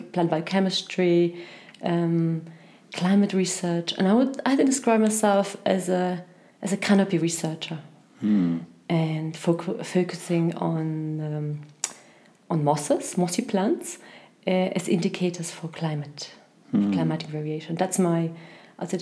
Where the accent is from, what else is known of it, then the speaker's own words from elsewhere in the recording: Germany; moved away as an adult; also born or lived in Poland / Ireland / Scotland; I was born in Poland, and as a child I moved to Germany for almost 10 years. I went to secondary school there